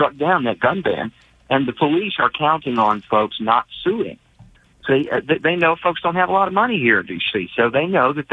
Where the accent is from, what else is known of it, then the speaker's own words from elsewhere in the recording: Texas, United States; as a Texan here